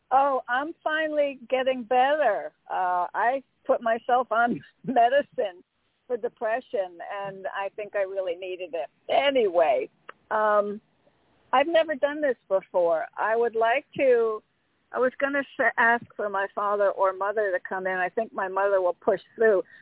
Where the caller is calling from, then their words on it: Connecticut, United States; from Connecticut.